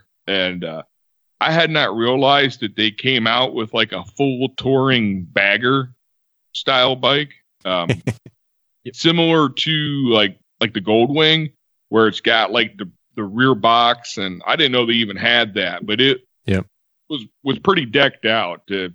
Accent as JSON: {"language": "English", "town": "Cleveland", "region": "Ohio", "country": "United States", "tie": "born or raised there", "said": "I grew up around the Cleveland area"}